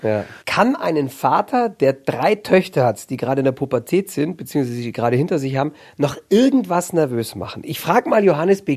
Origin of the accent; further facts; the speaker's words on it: the South, Southern Germany, Germany; Ich bin ja aus dem Süden